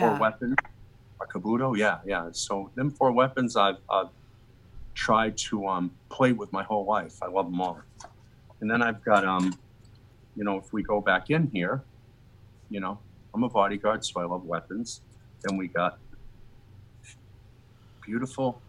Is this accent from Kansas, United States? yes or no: no; Boston, Massachusetts, United States; moved away; I came from the Boston area